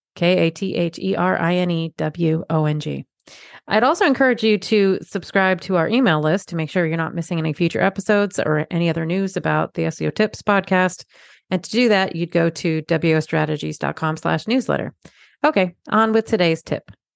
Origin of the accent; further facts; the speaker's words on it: New England, United States; I'm from New England